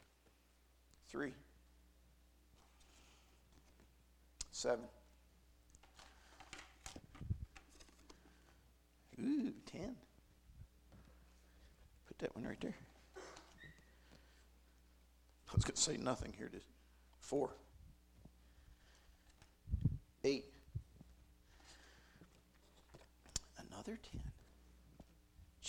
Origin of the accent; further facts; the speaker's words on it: Western Maryland, United States; moved away as an adult; now in Carter County, Tennessee, United States; I'm from Western Maryland. It's part of my identity